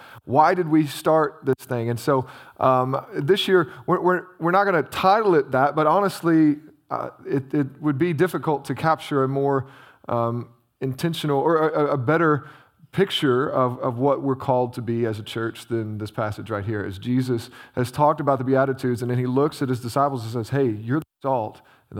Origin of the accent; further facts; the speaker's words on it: Illinois, United States; I grew up in Southern Illinois.